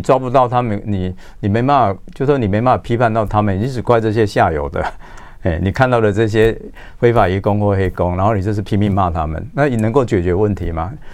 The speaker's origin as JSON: {"language": "Chinese", "country": "Taiwan"}